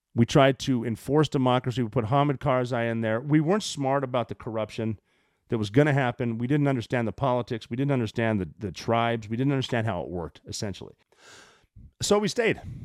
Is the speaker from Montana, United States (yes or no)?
yes; Montana, United States; I'm from Montana